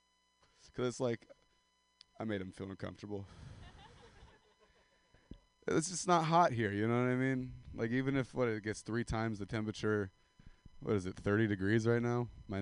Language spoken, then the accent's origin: English; Central Valley of California, United States; I'm from the Central Valley of California. And it's like Stockton, Modesto area.